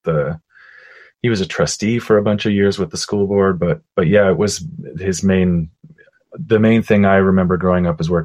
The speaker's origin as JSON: {"language": "English", "town": "Wainfleet", "region": "Ontario", "country": "Canada", "tie": "born or raised there", "also_born_or_lived": "Toronto, Canada", "lives_now": "Niagara-on-the-Lake, Canada", "said": "I grew up in a little town called Waynefleet, Ontario, in southern Ontario"}